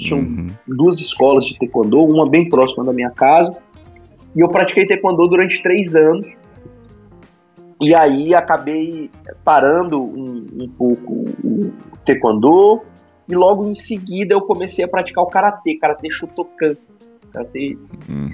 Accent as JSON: {"language": "Portuguese", "town": "Rio Branco", "region": "Acre", "country": "Brazil", "tie": "born or raised there", "said": "Eu sou de Rio Branco, no Acre, nasci aqui"}